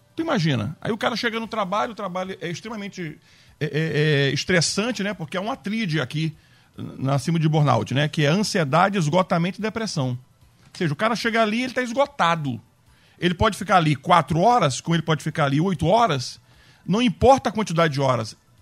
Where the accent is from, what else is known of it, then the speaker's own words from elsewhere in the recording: Acre, Brazil; moved away; eu nasci no Acre